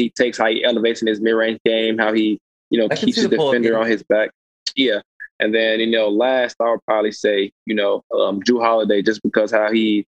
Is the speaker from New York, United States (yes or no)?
no; Illinois, United States; help my home state, elevate them to a status where, you know, absolutely, they could be considered as one of the best programs and one of the best universities, like they, you know, should be considered. So when I had the chance to go and play for Illinois